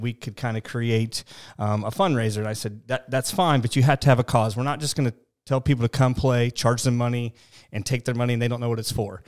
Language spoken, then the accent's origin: English; Mount Zion, Illinois, United States; also born or lived in Jacksonville, Illinois / Decatur, Illinois; born and raised in Mount Zion